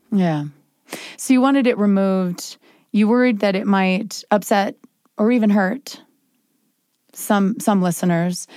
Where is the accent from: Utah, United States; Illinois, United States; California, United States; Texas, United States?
Utah, United States; Springville; I'm from Springville, Utah